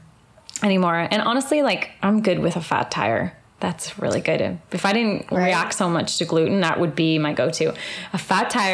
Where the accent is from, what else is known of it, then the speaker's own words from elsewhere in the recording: Newmarket, Ontario, Canada; now in Orlando, United States; I grew up in Canada, about 40 minutes outside of Toronto, in like a little bedroom community, little suburb called Newmarket.